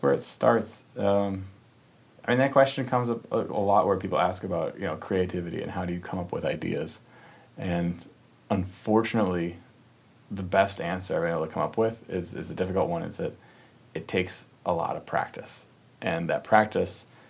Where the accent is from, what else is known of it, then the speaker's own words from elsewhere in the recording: Minnesota, United States; we grew up in Minnesota